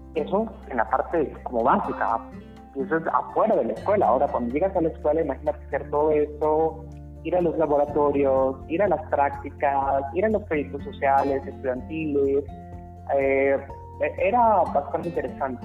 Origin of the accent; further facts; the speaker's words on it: Tabasco, Mexico; moved away as an adult; also born or lived in Nuevo León / Nottingham, England; salir del sureste mexicano, de donde yo soy, de Tabasco, a Nuevo León